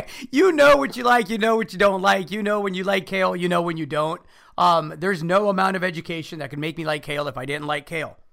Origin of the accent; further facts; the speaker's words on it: United States; as an American, right? Son of Mexican immigrants.